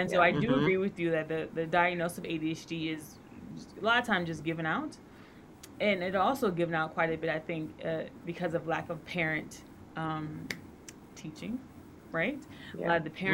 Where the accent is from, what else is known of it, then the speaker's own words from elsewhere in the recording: United States; Yeah, so I am American. However, my dad was military.